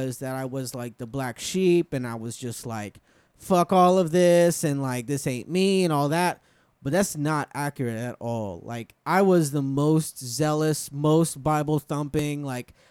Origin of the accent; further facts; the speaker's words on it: Miami, Florida, United States; also born or lived in Fort Worth, Texas / St. Cloud, Florida / Hollywood, Florida; now in Orlando, United States; Down in Miami is where I was born, Hollywood, Florida, and lived around there for a minute.